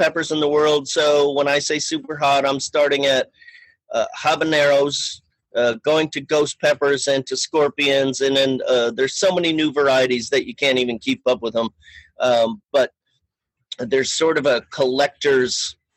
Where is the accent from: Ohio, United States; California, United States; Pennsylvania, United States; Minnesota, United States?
Minnesota, United States; Fridley; moved away as an adult; also born or lived in Summit County, Colorado / Boulder, Colorado; now in Longmont, United States; I am from Fridley, Minnesota, which is a northeastern suburb of Minneapolis.